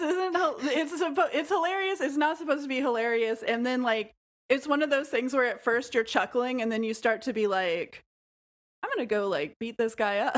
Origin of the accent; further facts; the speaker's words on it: rural Missouri, United States; also born or lived in Nashville, Tennessee; I was a kid who lived in rural Missouri, and I was bored out of my mind all of the time, of course, because it was a boring place to live. I was from Nashville and had moved to a rural place